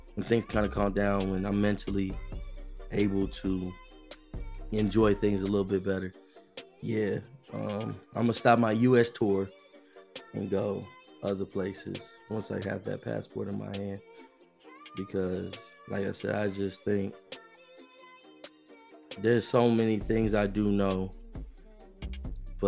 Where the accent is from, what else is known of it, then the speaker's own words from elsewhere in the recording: the South, United States; I'm from the South.